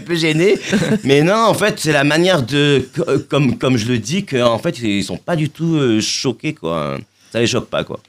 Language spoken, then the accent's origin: French; Marseille, Provence-Alpes-Côte d'Azur, France; je suis de Marseille.